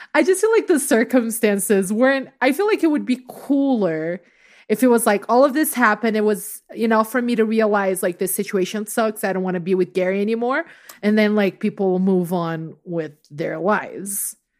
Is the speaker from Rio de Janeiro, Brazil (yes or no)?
yes; Rio de Janeiro, Brazil; moved away; I grew up in Rio